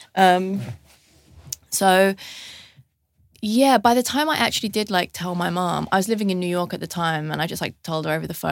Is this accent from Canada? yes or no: no; London, United Kingdom; I grew up in London